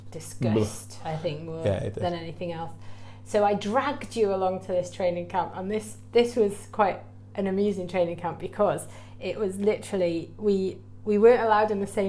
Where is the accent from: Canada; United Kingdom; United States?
United Kingdom; Church Village, Wales; Because we're from Wales, and he's got a little bit soft spot for Wales, hasn't he?